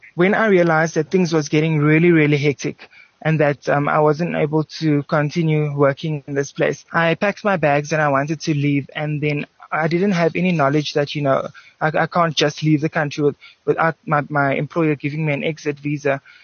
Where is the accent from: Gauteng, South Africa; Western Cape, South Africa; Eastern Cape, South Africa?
Western Cape, South Africa; Cape Town; being a South African Cape Townian guy